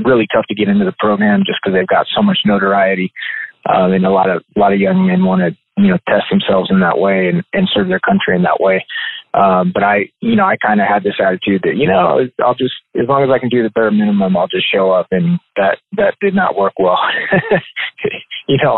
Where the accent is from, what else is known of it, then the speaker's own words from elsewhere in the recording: Yuma, Arizona, United States; now in Tucson, United States; I was born in Tucson, where I live now, and then moved down to Yuma, Arizona when I was about 2 years old, and then grew up there and was raised there until I was probably about 18 years old